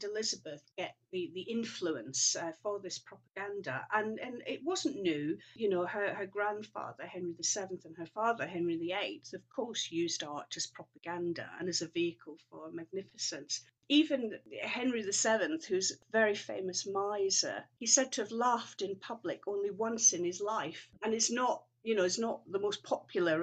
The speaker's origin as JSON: {"language": "English", "region": "Scotland", "country": "United Kingdom", "tie": "born or raised there", "moved": "yes", "said": "I grew up in Scotland"}